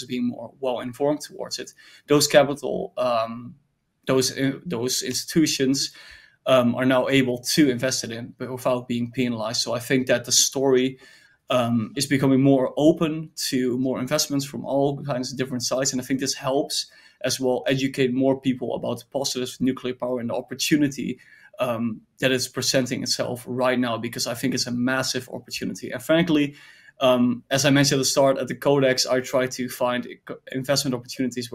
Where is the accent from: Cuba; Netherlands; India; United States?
Netherlands; I'm from the Netherlands